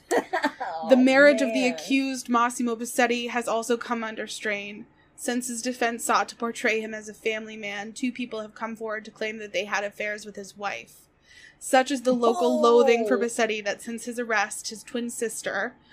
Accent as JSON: {"language": "English", "country": "United States", "said": "I, as an American"}